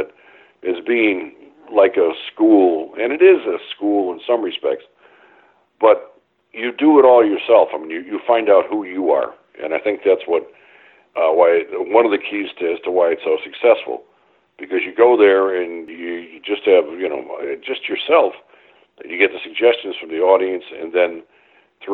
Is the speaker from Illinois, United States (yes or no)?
yes; Chicago, Illinois, United States; moved away; I was born on the West Side. And then we had to move out to the south side